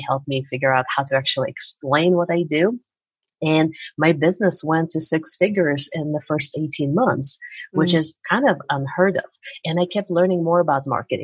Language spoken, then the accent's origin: English; Uzbekistan; moved away as an adult; now in United States; I'm from Uzbekistan originally. So in my 20s, I came here to go to get more school